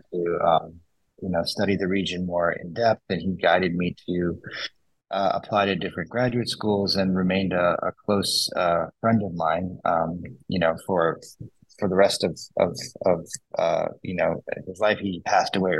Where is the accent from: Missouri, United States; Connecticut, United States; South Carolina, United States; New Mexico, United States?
Missouri, United States; St. Louis; moved away as an adult; I'm originally from St. Louis